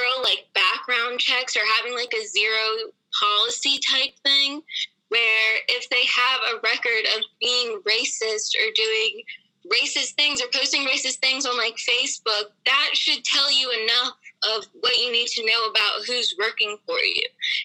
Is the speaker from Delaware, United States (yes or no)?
yes; Wilmington, Delaware, United States; I'm from Wilmington, Delaware. I've lived here my whole life. Went to Stanford.